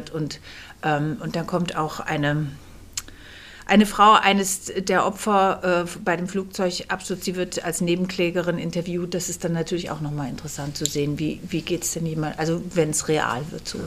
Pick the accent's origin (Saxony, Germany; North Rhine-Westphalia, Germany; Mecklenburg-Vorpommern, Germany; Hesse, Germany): Hesse, Germany; Kassel; born there; now in Berlin, Germany; Ähm, ich bin geboren in Kassel und lebe seit 20 Jahren in Berlin